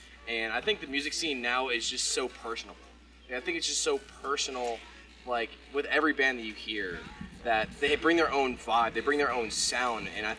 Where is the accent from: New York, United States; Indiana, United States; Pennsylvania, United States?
Pennsylvania, United States; Easton; I've just been in Easton my life, my entire life.